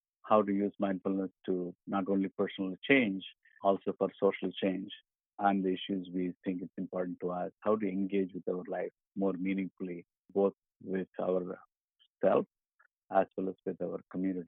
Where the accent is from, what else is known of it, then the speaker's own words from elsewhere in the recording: India; moved away as an adult; I grew up in India, originally a civil engineer by training.